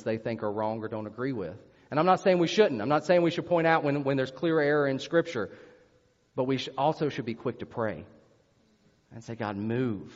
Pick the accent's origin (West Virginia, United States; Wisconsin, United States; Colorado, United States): West Virginia, United States; I'm from West Virginia.